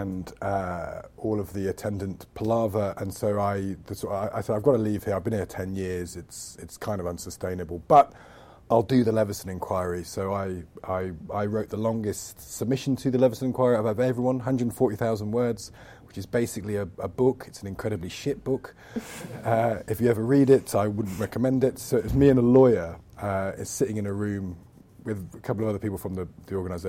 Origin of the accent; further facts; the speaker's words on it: Loughborough, East Midlands, United Kingdom; moved away as an adult; now in London, United Kingdom; I come from Loughborough in the Midlands